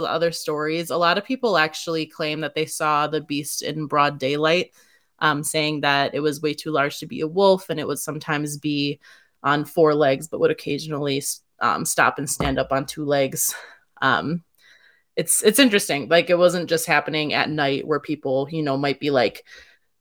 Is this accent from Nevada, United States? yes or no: no; Sussex, Wisconsin, United States; people in Sussex, where I grew up